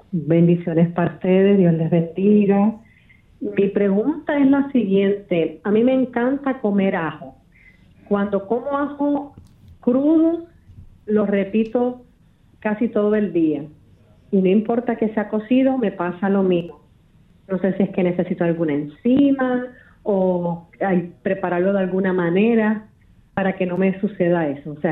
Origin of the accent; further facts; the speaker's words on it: Moca, Puerto Rico; Yo soy del pueblo de Moca